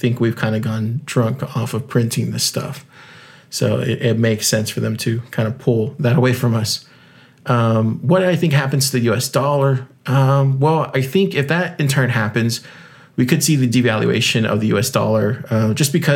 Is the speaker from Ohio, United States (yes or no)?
no; South Texas, United States; I grew up in South Texas